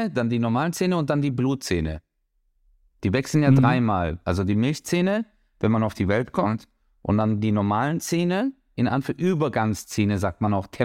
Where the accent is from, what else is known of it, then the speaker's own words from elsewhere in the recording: Turkey; ich bin Türke